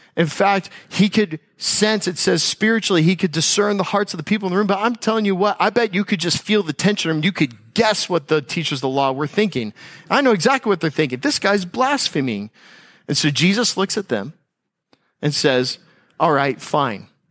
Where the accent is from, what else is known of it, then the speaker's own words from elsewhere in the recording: United States; as an American